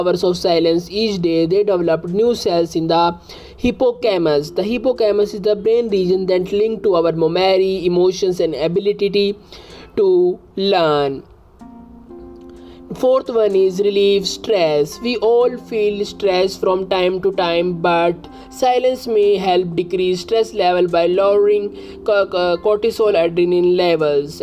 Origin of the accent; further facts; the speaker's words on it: India; I am from India.